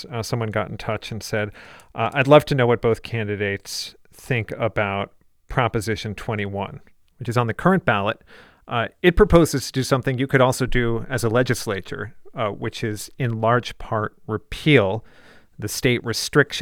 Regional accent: Bay Area, California, United States; we're both from the Bay Area

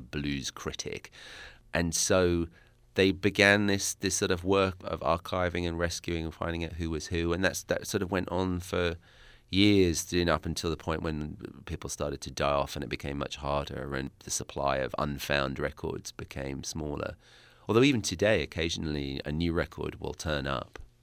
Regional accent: Essex, East of England, United Kingdom; accent: British; I'm from Essex, which is to London what, let's say, Jersey is to New York.

